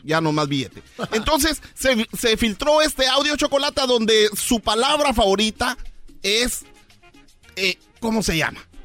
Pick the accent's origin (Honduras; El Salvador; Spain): Honduras; mi gente de Honduras